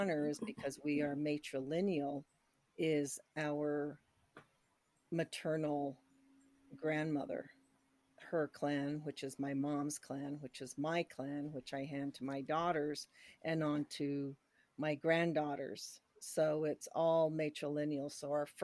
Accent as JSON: {"language": "English", "town": "Chinle", "region": "Arizona", "country": "United States", "tie": "born or raised there", "moved": "yes", "lives_now": "New Mexico, United States", "said": "originally I'm from Chinle, Arizona, which is right in the middle of the Navajo Nation."}